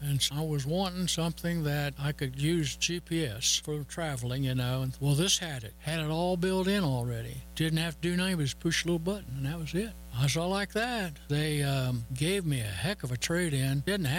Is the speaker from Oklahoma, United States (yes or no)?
yes; Arapahoe, Oklahoma, United States; from Arapahoe, Oklahoma.